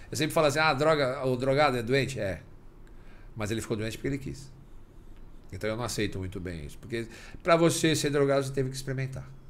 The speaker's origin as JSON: {"language": "Portuguese", "town": "Rio Branco", "region": "Acre", "country": "Brazil", "said": "A gente é do Acre, eu sou de Rio Branco, do Acre."}